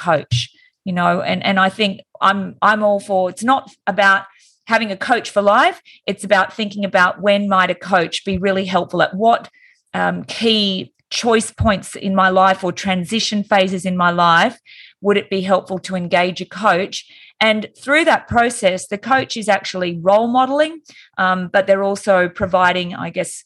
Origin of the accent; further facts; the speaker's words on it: Wollongong, New South Wales, Australia; moved away as an adult; now in Sydney, Australia; I moved from Wollongong, which was my hometown, and moved to Sydney